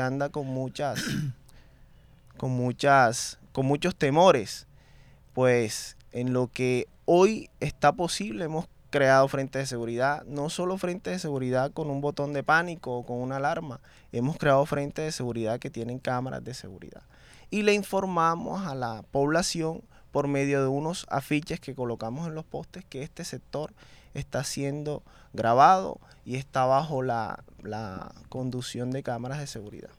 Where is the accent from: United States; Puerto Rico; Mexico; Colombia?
Colombia; Barranquilla, Atlántico; Yo soy una persona que vengo de Carrizal, conozco la necesidad